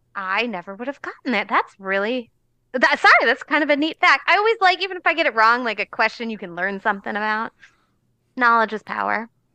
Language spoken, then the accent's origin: English; New Jersey, United States; I'm from New Jersey. The town I grew up in had a garbage dump